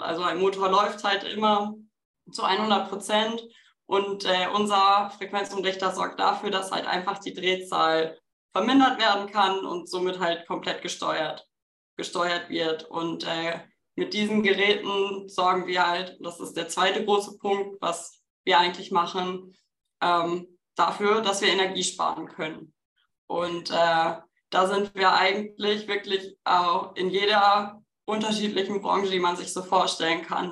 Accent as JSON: {"language": "German", "town": "Bochum", "region": "North Rhine-Westphalia", "country": "Germany", "said": "ich komme aus Bochum"}